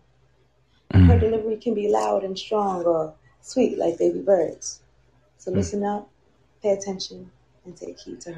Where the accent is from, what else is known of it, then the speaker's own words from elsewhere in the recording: New Jersey, United States; I'm from New Jersey